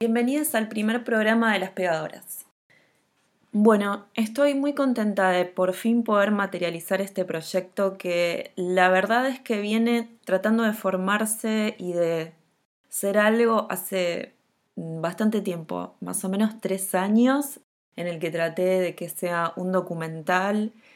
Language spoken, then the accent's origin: Spanish; La Matanza, Buenos Aires Province, Argentina; nací y me crié en La Matanza